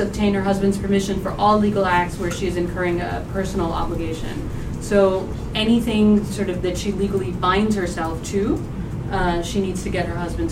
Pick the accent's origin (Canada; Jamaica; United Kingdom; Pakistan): Pakistan; I'm from Pakistan.